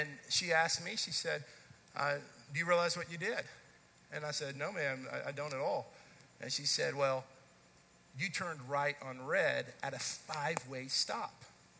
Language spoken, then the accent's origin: English; Dallas, Texas, United States; I grew up in the Dallas-Fort Worth area, grew up in the Dallas part of it